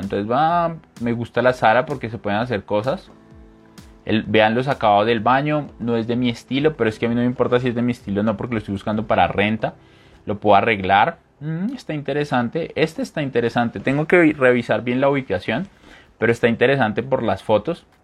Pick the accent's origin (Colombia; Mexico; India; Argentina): Colombia; also born or lived in Bogotá; mi país, esta página está en Colombia